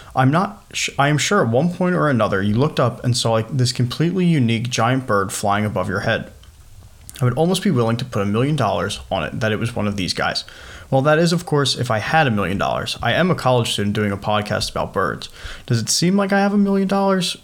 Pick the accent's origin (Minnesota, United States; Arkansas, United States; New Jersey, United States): New Jersey, United States; growing up in New Jersey